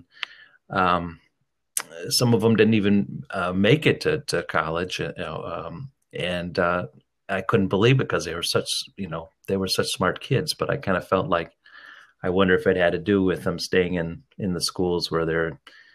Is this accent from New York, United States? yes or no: no; Chicago, Illinois, United States; born and raised in Chicago on the northwest side, all the way up through I was 10 years old